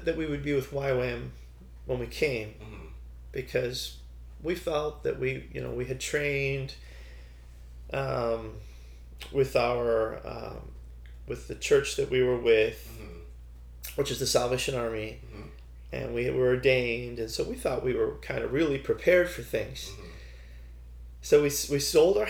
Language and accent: English; Toronto, Ontario, Canada; moved away as an adult; also born or lived in China; now in Thailand; We're from Canada